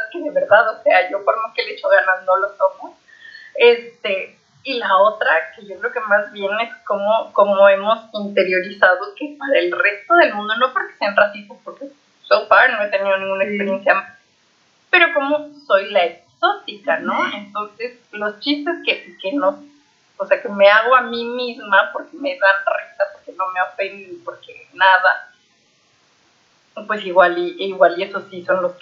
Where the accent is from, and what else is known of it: Costa Rica